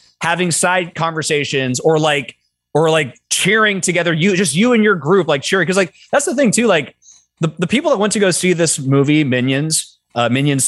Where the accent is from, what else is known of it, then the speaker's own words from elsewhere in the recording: Sacramento, California, United States; my hometown in Sacramento